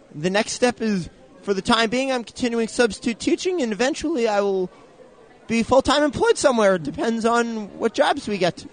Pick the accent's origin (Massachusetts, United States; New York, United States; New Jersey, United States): New Jersey, United States; Ocean Township; I am from Ocean Township, lifelong resident, and Ocean High Graduate Class 2013